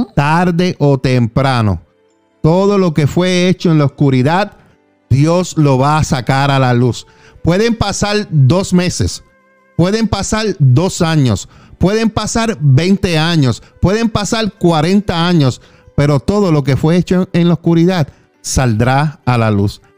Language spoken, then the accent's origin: Spanish; Juana Díaz, Puerto Rico; Yo soy de Puerto Rico, de Juana Díaz.